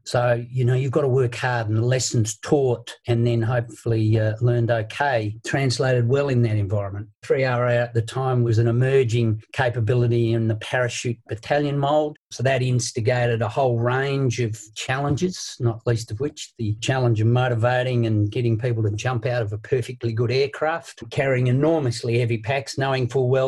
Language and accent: English; Tasmania, Australia; I was lucky enough to be given opportunities there.